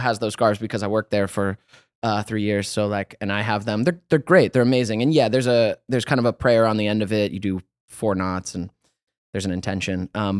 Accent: Georgia, United States; now in Los Angeles, United States

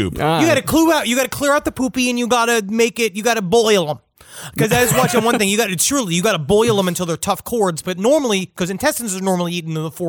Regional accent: New York, United States; I grew up in Queens, New York

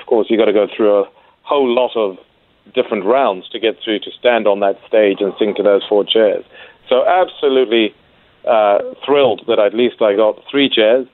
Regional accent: Zimbabwe; moved away as an adult; also born or lived in England; now in Adelaide, Australia; I'm actually a former a Test cricketer who played Test cricket for Zimbabwe many years ago

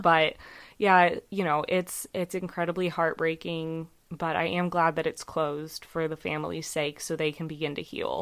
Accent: California, United States; my hometown where I grew up. It's not where I live now

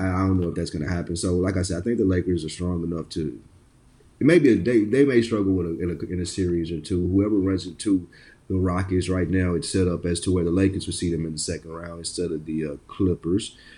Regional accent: Nashville, Tennessee, United States; I am from Tennessee, Chris, if you did not know. Nashville, not Memphis

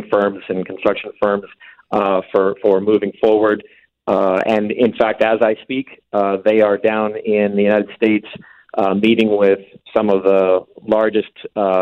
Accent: Gimli, Manitoba, Canada; now in Winnipeg, Canada; I'm actually a Winnipegger myself, or technically I'm actually from Gimli originally

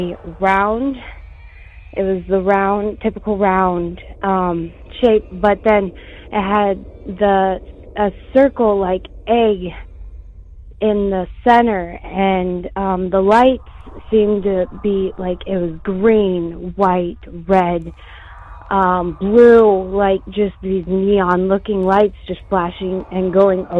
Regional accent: Montana, United States; I'm originally from Montana, born and raised.

